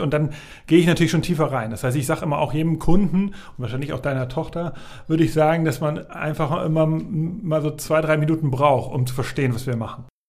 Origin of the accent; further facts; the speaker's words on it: Hamburg, Germany; ich bin in Hamburg aufgewachsen, genau, ich komme aus Hamburg, also in Hamburg-Altona geboren.